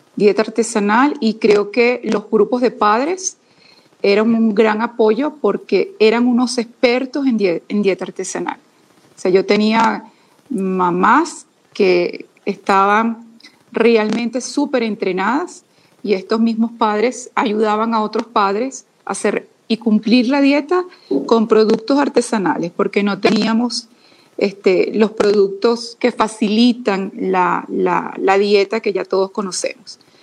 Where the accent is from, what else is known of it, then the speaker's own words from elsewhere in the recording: Venezuela; moved away as an adult; now in Quito, Ecuador; estoy residenciada en Quito, Ecuador, pero soy venezolana